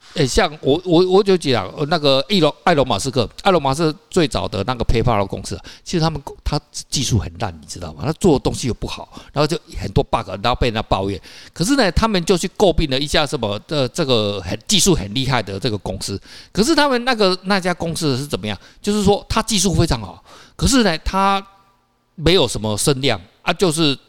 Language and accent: Chinese; Taiwan; 我们台湾人不知道嘛